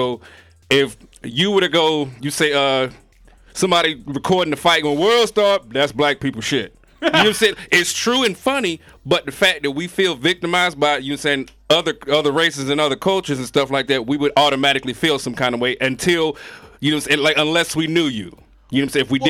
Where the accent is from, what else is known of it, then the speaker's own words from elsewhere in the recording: the South, United States; Well, I'm from the South